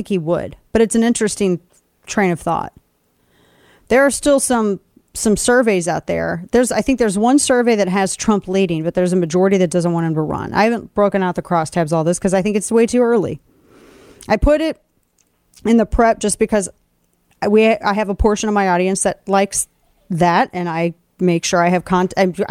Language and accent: English; Missouri, United States; my home state of Missouri